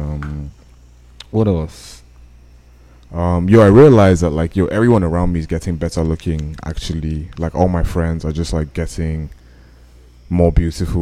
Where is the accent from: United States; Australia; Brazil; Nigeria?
Nigeria; I'm a Nigerian man